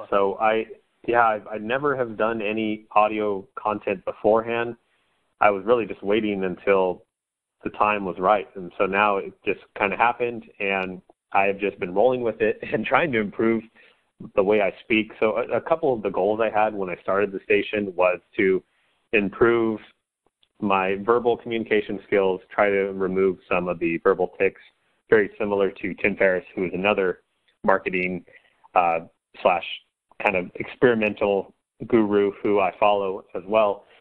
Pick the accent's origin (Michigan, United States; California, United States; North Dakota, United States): California, United States; Central Coast of; I'm from the Central Coast of California